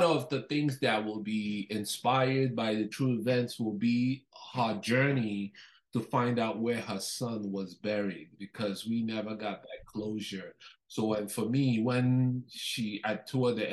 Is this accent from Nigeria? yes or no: yes; Nigeria; now in Canada; I'm originally Nigerian. I was born in Nigeria, before I moved to Canada.